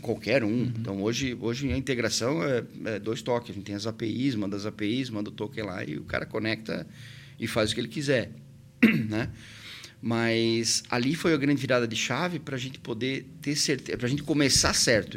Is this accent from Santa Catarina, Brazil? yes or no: yes; Presidente Getúlio, Santa Catarina, Brazil; moved away as an adult; now in Blumenau, Brazil; Eu sou natural de Presidente Getúlio, vim para Blumenau justamente para estudar